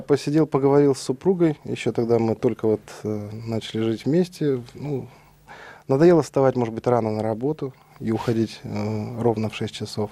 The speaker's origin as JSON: {"language": "Russian", "region": "Almaty", "country": "Kazakhstan", "tie": "born or raised there", "also_born_or_lived": "Kyiv, Ukraine", "moved": "as an adult", "said": "Родился я в Алмате, далеко отсюда, в Казахстане, в 73 году. Ну, там же учился, закончил школу"}